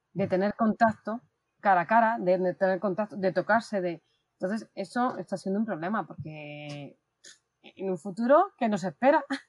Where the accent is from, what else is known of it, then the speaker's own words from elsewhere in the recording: Madrid, Community of Madrid, Spain; aquí con mucho calor en Madrid, porque soy de Madrid